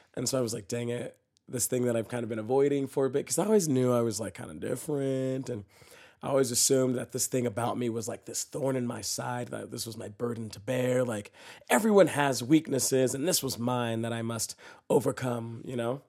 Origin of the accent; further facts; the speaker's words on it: Dallas, Texas, United States; moved away; I'm from Dallas, Texas, right? And I grew up in a pretty conservative Christian home